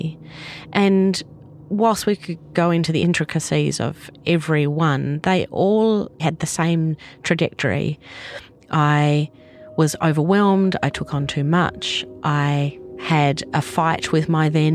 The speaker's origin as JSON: {"language": "English", "country": "Australia", "tie": "born or raised there", "moved": "as an adult", "lives_now": "New Zealand", "said": "I was born in Australia and moved to New Zealand with my Kiwi husband when our son was about three"}